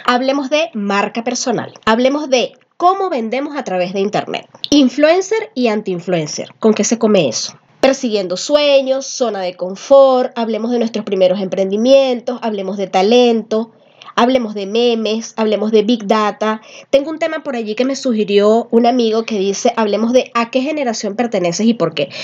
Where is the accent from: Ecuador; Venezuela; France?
Venezuela; now in Peru; Somos venezolanos, pero vivimos en Perú